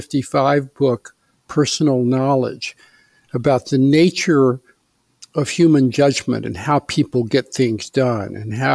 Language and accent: English; Eastern Kentucky, United States; I grew up in Eastern Kentucky. My father was a Presbyterian minister, so we lived in several small towns. So I grew up in a fairly, I'd say, 19th century environment, you know, farms and local stores